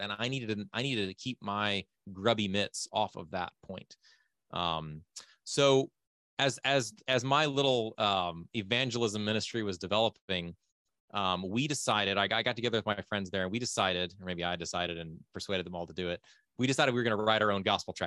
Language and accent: English; Fort Worth, Texas, United States; moved away as an adult; also born or lived in Ukraine / Thailand; now in Lviv, Ukraine; my dad was born and raised in Fort Worth, still lives in Fort Worth. I technically still live in Fort Worth. That's my home address.